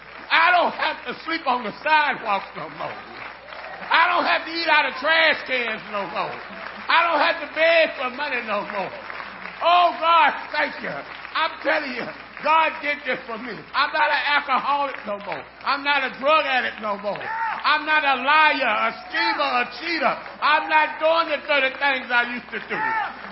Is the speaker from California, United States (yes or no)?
yes; California, United States; moved away; I came from California